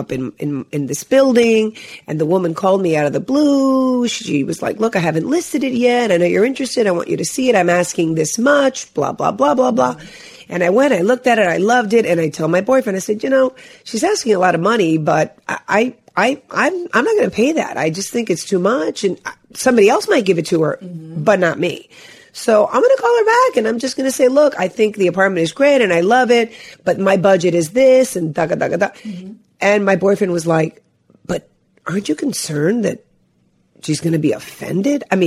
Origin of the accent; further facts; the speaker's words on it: Long Island, New York, United States; also born or lived in Cuba / Hialeah, Florida; I grew up in Long Island, New York